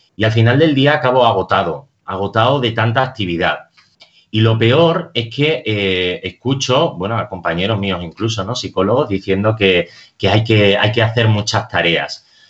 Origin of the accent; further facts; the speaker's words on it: Extremadura, Spain; now in Madrid, Spain; Yo soy extremeño y en mi tierra todavía disfrutamos del silencio del campo